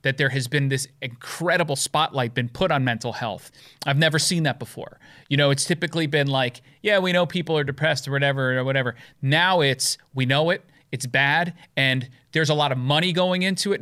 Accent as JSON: {"language": "English", "region": "downstate New York", "country": "United States", "tie": "born or raised there", "moved": "as an adult", "lives_now": "upstate New York, United States", "said": "I am from New York, originally downstate. I moved upstate about what now 10 years."}